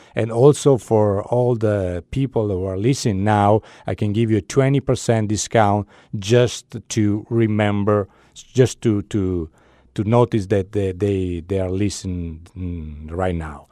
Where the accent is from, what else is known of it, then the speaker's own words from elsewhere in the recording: Italy; English is a second language; moved away as an adult; now in Santa Barbara, United States; I'm Italian. I was born in Italy, and I moved here to Santa Barbara six years ago